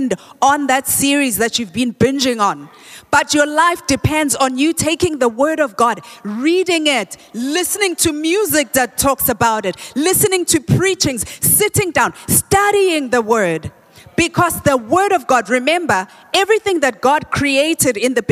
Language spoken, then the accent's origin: English; Soweto, Gauteng, South Africa; we used to say Dablap where I grew up in Soweto